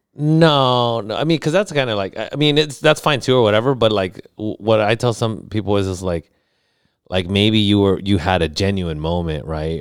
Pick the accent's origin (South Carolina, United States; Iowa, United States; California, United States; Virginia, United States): California, United States; Los Angeles; moved away; also born or lived in National City, California / Studio City, California; I was born in South Central